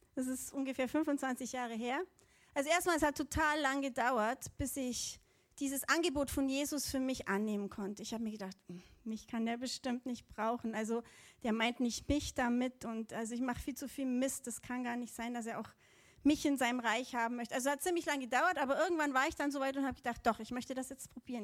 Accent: Allgäu, Bavaria, Germany; Also ich bin im Allgäu aufgewachsen

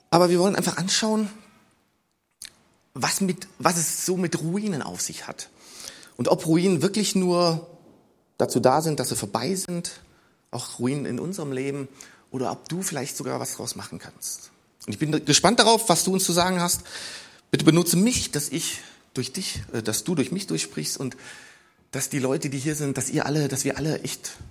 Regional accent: North Rhine-Westphalia, Germany; ich komme ja aus dem Rheinland, gibt's das Siebengebirge. Und dazu muss ich sagen, wir Rheinländer haben ein bisschen anderes Verständnis von Gebirgen.

